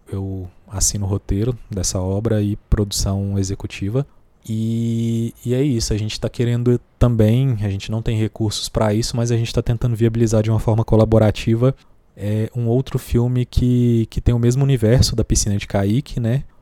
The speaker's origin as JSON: {"language": "Portuguese", "town": "Goiânia", "region": "Goiás", "country": "Brazil", "tie": "born or raised there", "said": "Eu Sou nascido em Goiânia, né? Filho de mineiros, nascido em Goiânia. Nasci num bairro chamado Setor Norte Ferroviário, que é bem pertinho do centro da capital."}